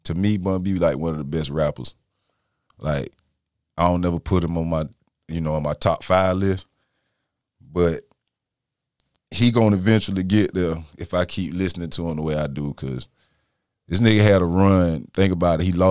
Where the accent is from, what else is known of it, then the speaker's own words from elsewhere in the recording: Texas, United States; moved away; I was born in Texas